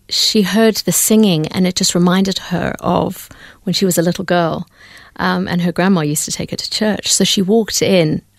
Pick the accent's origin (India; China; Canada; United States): India; born there; I was born in India. My dad is a Hindu